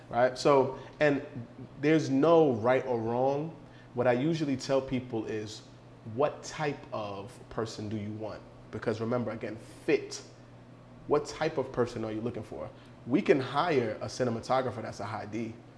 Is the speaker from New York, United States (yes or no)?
yes; New York City, New York, United States; I'm from New York City